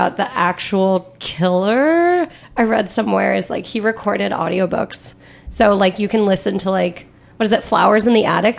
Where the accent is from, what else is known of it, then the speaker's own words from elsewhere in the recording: United States; moved away as an adult; also born or lived in Ohio; I am from Washington, but I lived in Ohio for about 5 years.